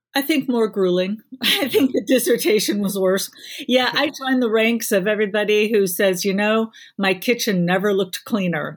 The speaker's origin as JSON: {"language": "English", "region": "Illinois", "country": "United States", "tie": "born or raised there", "moved": "yes", "lives_now": "South Carolina, United States", "said": "my home state of Illinois"}